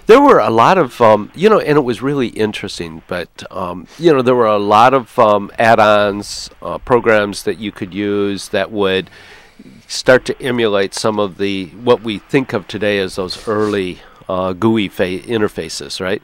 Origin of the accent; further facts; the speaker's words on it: Ann Arbor, Michigan, United States; I'm from Ann Arbor